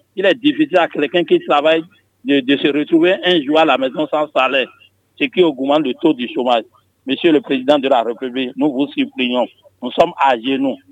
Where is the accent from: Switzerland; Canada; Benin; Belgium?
Benin; Ouidah, Atlantique; je suis, de Ouida.